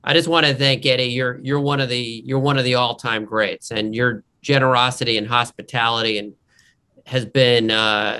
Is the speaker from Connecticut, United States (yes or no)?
no; New York, United States; also born or lived in Arizona / Washington, D.C.; now in Texas, United States; Grew up in New York, got exiled